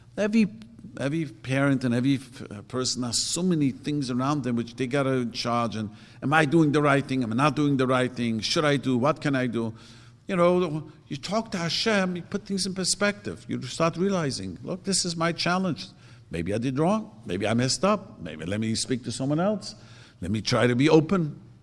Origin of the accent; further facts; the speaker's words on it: New York City, New York, United States; also born or lived in Lakewood; now in Los Angeles, United States; I grew up in Williamsburg